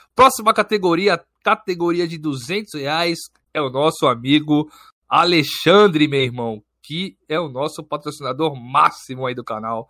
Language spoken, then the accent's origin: Portuguese; Santos, São Paulo, Brazil; Eu sou de Santos, São Paulo.